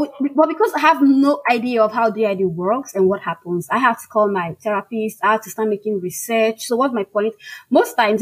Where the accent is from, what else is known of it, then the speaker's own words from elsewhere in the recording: Nigeria; first language Igbo; English is a second language; I am African. I'm Nigerian, I'm a full-fledged Igbo woman